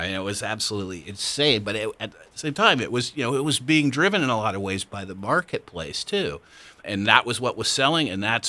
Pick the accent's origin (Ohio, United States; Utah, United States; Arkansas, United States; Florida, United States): Ohio, United States; Central; I was not born and raised in the South. I grew up in Central Ohio in a rural area.